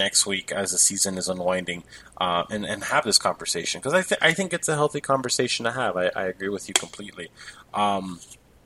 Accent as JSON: {"language": "English", "country": "United States", "tie": "born or raised there", "said": "an American-born individual"}